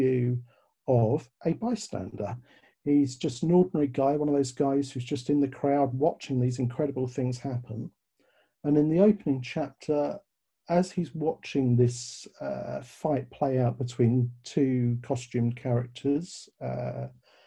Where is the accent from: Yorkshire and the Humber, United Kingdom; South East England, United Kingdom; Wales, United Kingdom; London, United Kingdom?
London, United Kingdom; accent: British; you may tell from the accent, I'm British. I was born in London.